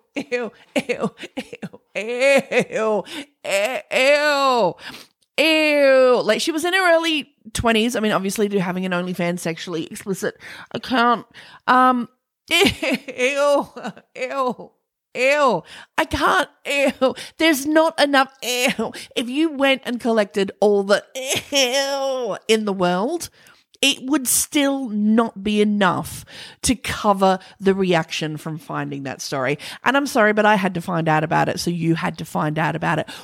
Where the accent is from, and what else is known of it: Australia